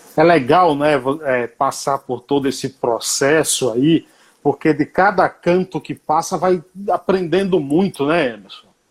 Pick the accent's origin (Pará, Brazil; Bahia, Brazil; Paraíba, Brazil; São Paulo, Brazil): Bahia, Brazil; Paiaiá; em homenagem à minha terra, onde eu nasci